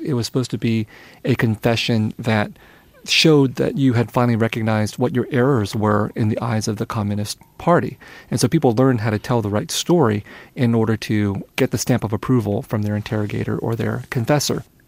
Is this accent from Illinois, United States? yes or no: no; San Jose, California, United States; English is a second language; also born or lived in Vietnam; I was growing up in San Jose, in a Vietnamese family, Vietnamese household, where Vietnamese was always spoken